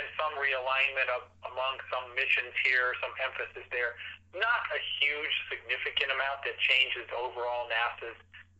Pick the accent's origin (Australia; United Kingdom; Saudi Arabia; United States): Saudi Arabia; I grew up in Saudi Arabia in the 60s and 70s, spent many years there, and witnessed a lot of the change.